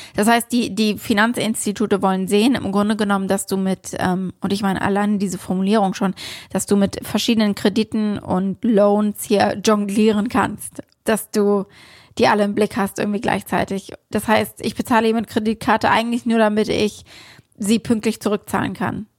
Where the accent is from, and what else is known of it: Germany; now in New York, United States